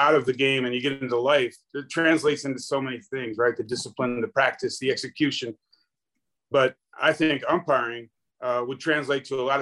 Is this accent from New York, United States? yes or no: yes; Buffalo, New York, United States; moved away; also born or lived in California; I grew up in Buffalo, New York. And when I moved to California